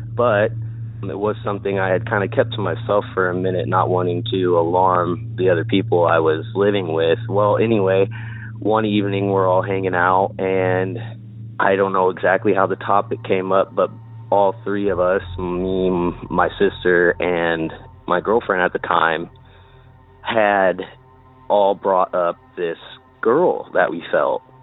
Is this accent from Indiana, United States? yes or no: yes; Indiana, United States; I'm from Indiana. Kind of lived all over the state, but predominantly in Indianapolis